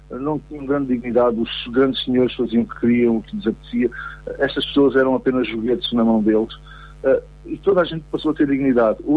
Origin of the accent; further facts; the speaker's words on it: Angola; born there; Não, eu nasci em Angola. Os meus pais eram missionários uh, em Angola uh, e, portanto, vivíamos lá há muitos anos